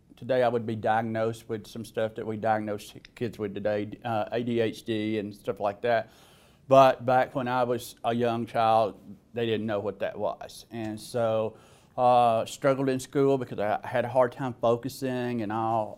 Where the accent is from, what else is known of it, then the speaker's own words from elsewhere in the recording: Alabama, United States; accent: southern; as you could probably tell by my accent, I was born in the South. Uh, I was in, in Alabama